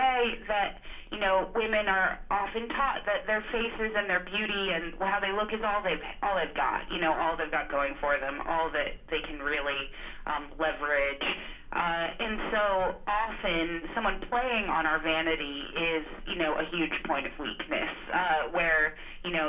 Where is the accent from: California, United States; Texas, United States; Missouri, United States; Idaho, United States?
Idaho, United States; also born or lived in Montana; now in Los Angeles, United States; I grew up in Idaho, and I lived in Montana for a long time, and then I moved to Los Angeles